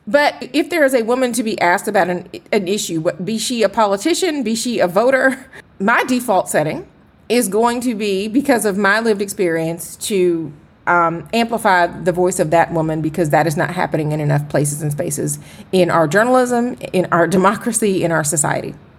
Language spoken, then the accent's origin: English; Atlanta, Georgia, United States; I am from Atlanta